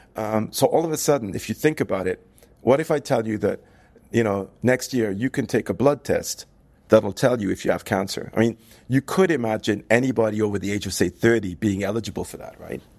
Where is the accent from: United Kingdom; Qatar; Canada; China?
United Kingdom; also born or lived in United States; now in France; I'm, I'm, I'm British. I, I lived in the U S for many years